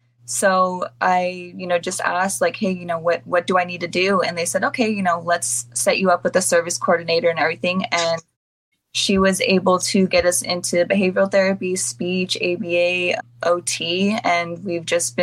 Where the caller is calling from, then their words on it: San Diego, California, United States; San Diego, California.